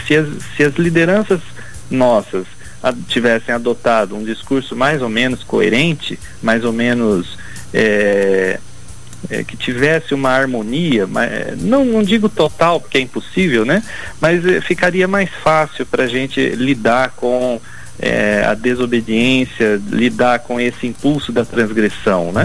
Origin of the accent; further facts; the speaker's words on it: Brazil; como brasileiro